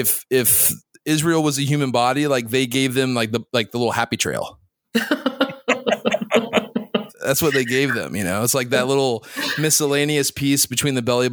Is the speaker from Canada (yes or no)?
no; Saudi Arabia; born there; I can't because I was born in Saudi.